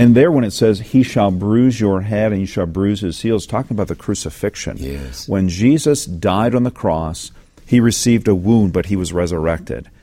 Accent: the South, United States; growing up in the South

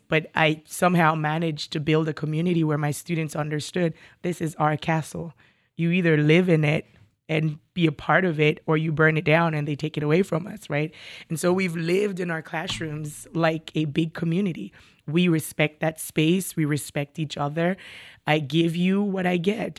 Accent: Jamaica; moved away as an adult; also born or lived in New York City; now in Burlington County, United States; I was born and raised in Jamaica, West Indies, migrated to New York City, um, for graduate studies, uh, and I'm still here.

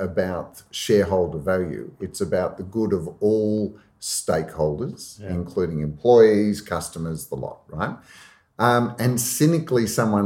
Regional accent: Australia; I come from Australia where we had a Prime Minister bring a lump of coal into Parliament

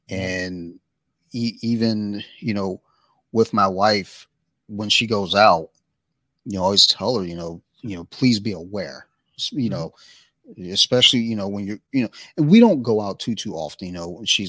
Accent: Colombia; she'd go out, you know, to where we grew up in Colombia

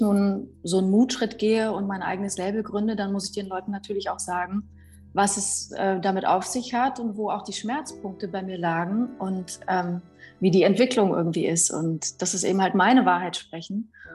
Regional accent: Weimar, Thuringia, Germany; ich bin 84 äh, in Weimar geboren

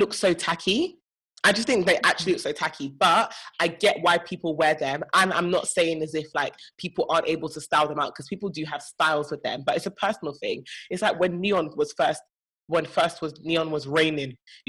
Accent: Nigeria; as a Nigerian

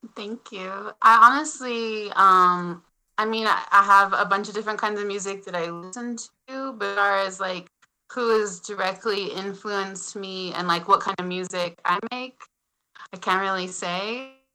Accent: Utah, United States; now in Montana, United States; I was born in Utah

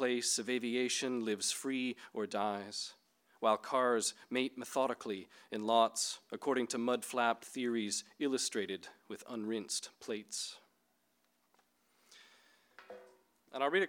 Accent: Northern Ontario, Canada; I grew up in Northern Ontario in Canada near pulp mills

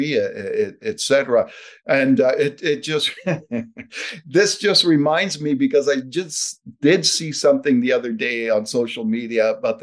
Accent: Ottawa, Ontario, Canada; now in Calgary, Canada; I'm originally from Ottawa, but I've been out here 43rd year right now.

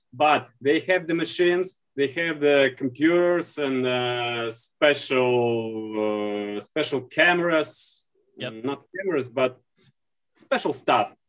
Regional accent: Saint Petersburg, Russia; I'm from St. Petersburg, Russia

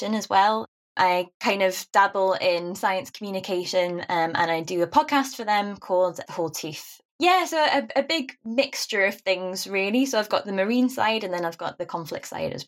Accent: Newcastle upon Tyne, North East England, United Kingdom; accent: Geordie; being a Geordie

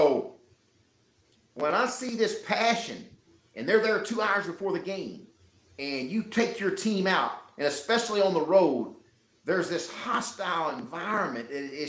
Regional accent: Little Rock, Arkansas, United States; I was born and raised in Little Rock, Arkansas.

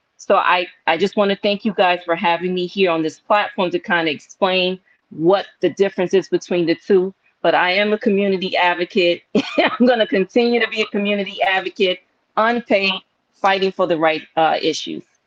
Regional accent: New York City, New York, United States; also born or lived in Bronx, New York; I was born in Harlem. I come from a Caribbean background

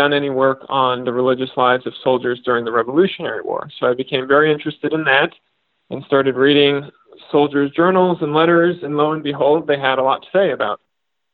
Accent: Southern California, United States; moved away as an adult; now in South Carolina, United States; I was born and raised in Southern California

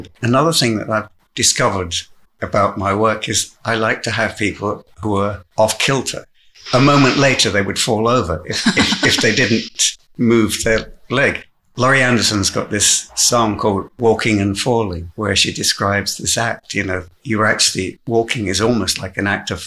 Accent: Hull, Yorkshire and the Humber, United Kingdom; moved away; also born or lived in Worthing; I am a Hull man. That is my hometown.

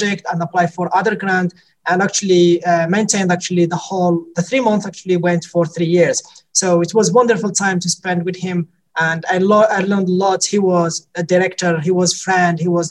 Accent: Morocco; English is a second language; moved away as an adult; also born or lived in France; now in Dublin, Ireland; I am from Morocco, but as well, I am an Irish, got some Irish citizens only recently

